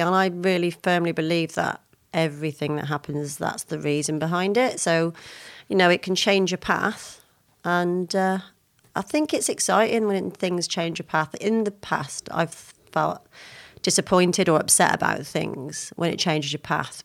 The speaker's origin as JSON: {"language": "English", "town": "Lydney", "region": "South West England", "country": "United Kingdom", "tie": "born or raised there", "said": "I was born in Forest Adeen in a small town called Lydney"}